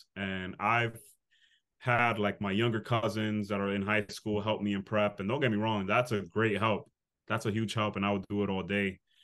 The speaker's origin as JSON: {"language": "English", "town": "New York City", "region": "New York", "country": "United States", "tie": "born or raised there", "said": "I grew up in the Bronx, the inner city"}